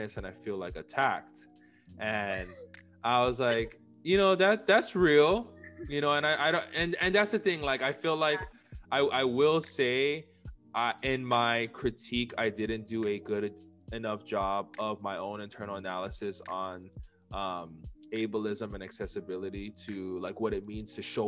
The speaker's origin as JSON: {"language": "English", "region": "Hawaii", "country": "United States", "said": "we're both from Hawaii"}